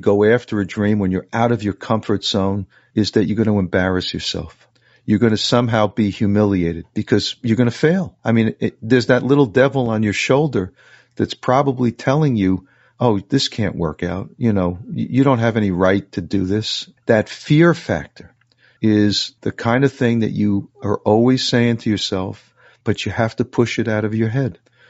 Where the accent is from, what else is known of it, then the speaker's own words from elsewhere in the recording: New York City, New York, United States; I grew up in New York City, in the suburbs, Queens, New York, real middle class kind of lifestyle.